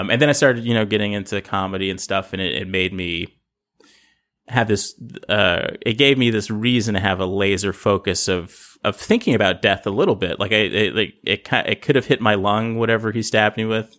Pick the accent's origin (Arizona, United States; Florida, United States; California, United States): California, United States; Los Angeles; I grew up in South Central L